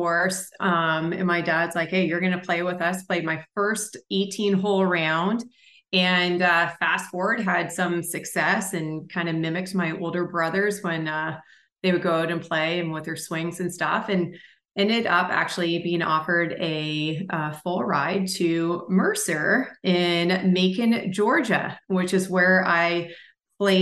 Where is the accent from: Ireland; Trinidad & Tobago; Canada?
Canada; St. Andrews, New Brunswick; moved away as an adult; also born or lived in Toronto, Ontario; now in United States; I was born in Toronto, grew up in St. Andrews, New Brunswick